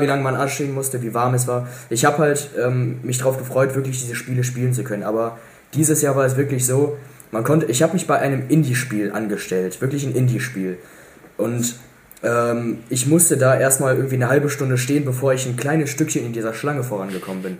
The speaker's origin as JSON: {"language": "German", "area": "Cologne", "region": "North Rhine-Westphalia", "country": "Germany", "said": "wir als Kölner"}